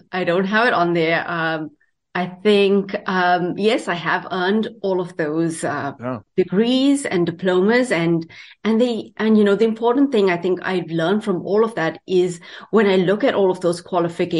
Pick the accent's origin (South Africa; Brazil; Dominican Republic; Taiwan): South Africa; moved away as an adult; now in Canada; I am from South Africa.